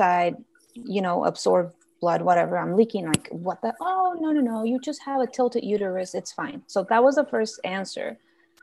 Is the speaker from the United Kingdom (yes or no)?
no; Guatemala; now in United States; I'm originally from Guatemala. So I went down to visit my family